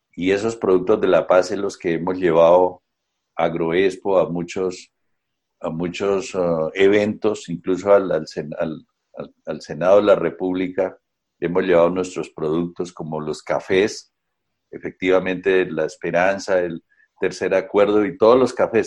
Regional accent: Colombia; las mayorías de este país podamos ponernos a pensar como colombianos

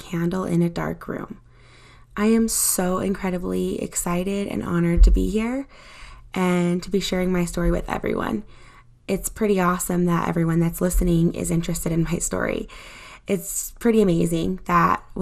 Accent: Utah, United States; I was born in Utah to my parents

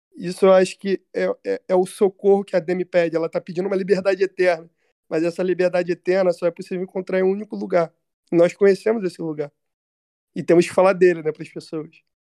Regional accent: São Gonçalo, Rio de Janeiro, Brazil; eu sou de São Gonçalo, do Rio de Janeiro

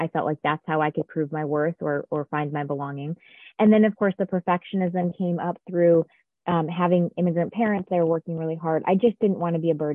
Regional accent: Connecticut, United States; I actually grew up in a small town in Connecticut

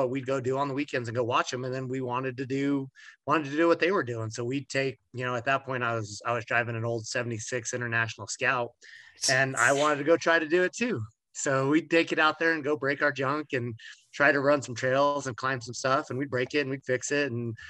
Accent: Farmington, New Mexico, United States; here in Farmington, New Mexico, where I, was going to high school and growing up

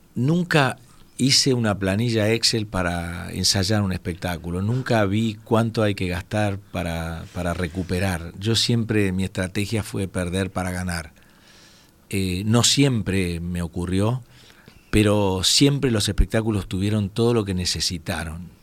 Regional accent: Entre Ríos, Argentina; moved away; atendiendo un stand de la provincia de Entre Ríos, donde yo nací

